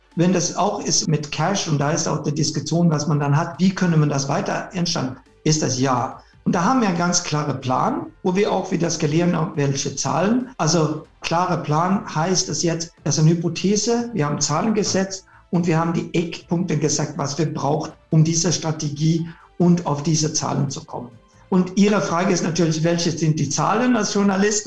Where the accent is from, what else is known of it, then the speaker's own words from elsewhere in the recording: Sweden; German is a second language; moved away; bin Schwede ursprünglich